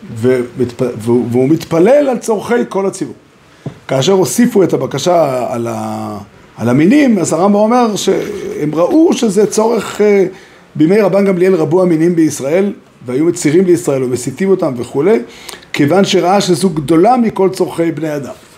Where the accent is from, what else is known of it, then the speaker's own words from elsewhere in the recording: Israel; גדלתי פה בארץ